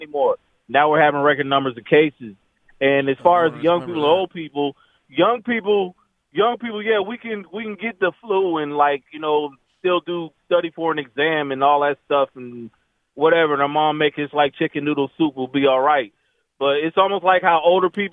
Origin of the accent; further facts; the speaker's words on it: Arizona, United States; I'm from Arizona.